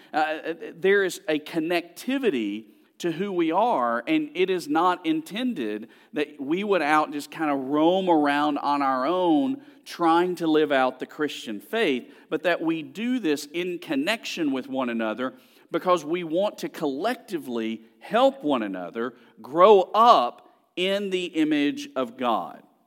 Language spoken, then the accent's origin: English; Birmingham, Alabama, United States; I grew up actually in Birmingham, Alabama